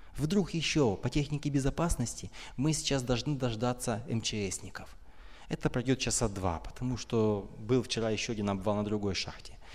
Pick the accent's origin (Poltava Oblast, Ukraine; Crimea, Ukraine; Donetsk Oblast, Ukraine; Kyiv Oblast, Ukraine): Donetsk Oblast, Ukraine; Donetsk; now in Kyiv, Ukraine; Я вообще родом из Донецка.